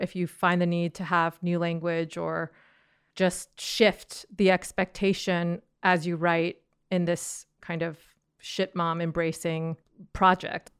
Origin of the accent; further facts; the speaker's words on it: California, United States; I'm from California